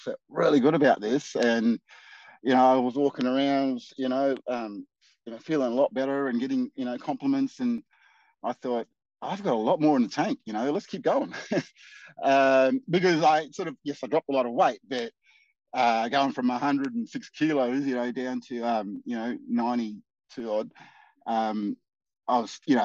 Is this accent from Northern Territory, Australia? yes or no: yes; Darwin, Northern Territory, Australia; moved away as an adult; now in Geelong, Australia; I'm originally from Darwin, Northern Territory, and I moved down to Geelong. It's my seventh year now